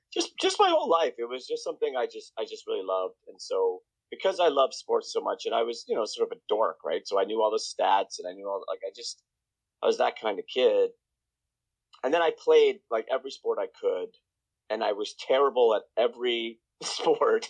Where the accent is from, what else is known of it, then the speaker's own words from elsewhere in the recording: Toronto, Ontario, Canada; also born or lived in Bahamas / London, Ontario; I grew up in Toronto. I mean, I was born in Toronto, and then we moved to the Bahamas.